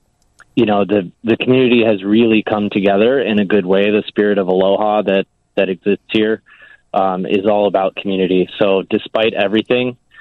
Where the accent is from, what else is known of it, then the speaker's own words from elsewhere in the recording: Zion, Illinois, United States; moved away as an adult; also born or lived in Chicago, United States / Seattle, United States; now in Maui, United States; I'm from Zion originally.